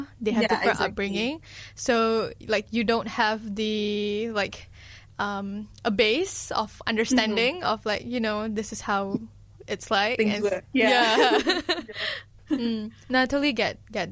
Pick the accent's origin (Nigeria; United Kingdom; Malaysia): Malaysia; a Malaysian Malay, like, I've had a lot of Malaysian Chinese friends